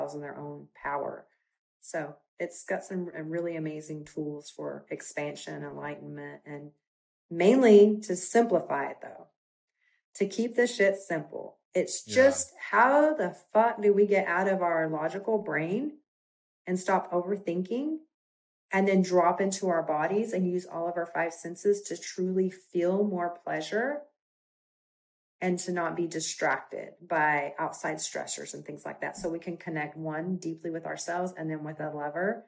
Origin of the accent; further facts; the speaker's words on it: Texas, United States; accent: Texas twang; I'm from Texas, so sometimes I put a little Texas twang on it